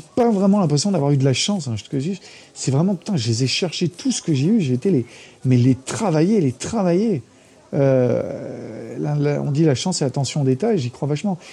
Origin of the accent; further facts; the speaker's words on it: France; moved away as an adult; also born or lived in United States; je suis petit français